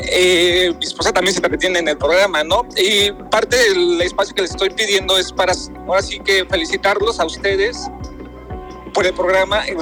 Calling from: Tecámac, State of Mexico, Mexico; vengo desde Tecama, escuchando la radio y escuchando a ustedes.

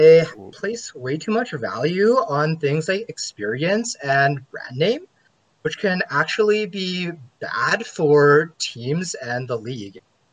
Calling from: Edmonton, Alberta, Canada; I'm calling from Edmonton, Canada.

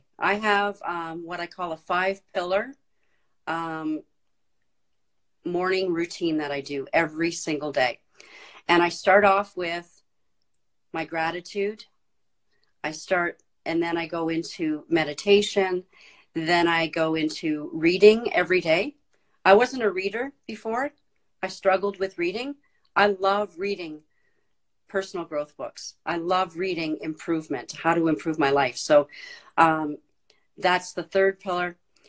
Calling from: Cold Lake, Alberta, Canada; I'm coming in from Cold Lake, Alberta, Canada.

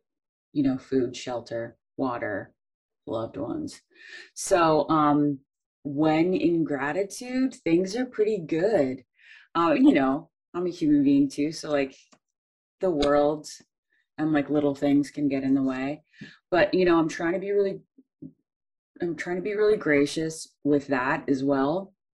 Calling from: Madison, Wisconsin, United States; I'm coming from Ho-Chunk Land, which is Madison, Wisconsin.

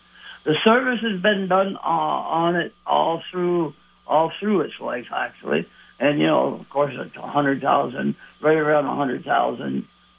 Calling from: South Burlington, Vermont, United States; Actually, the Shelburne and South Burlington line.

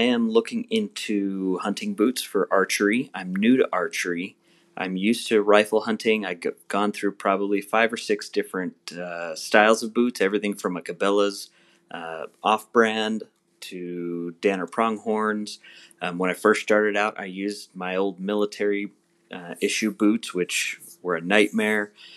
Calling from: Boise, Idaho, United States; I'm calling from Boise, Idaho. We have real mountains up here.

